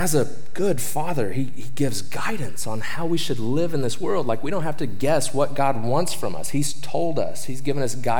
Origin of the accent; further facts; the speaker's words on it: Oklahoma, United States; moved away; I'm from Oklahoma.